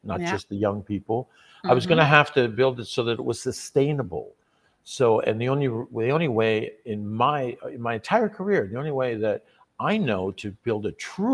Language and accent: English; Canada; when we're born as young Canadian guys, we kind of dream of playing professional hockey.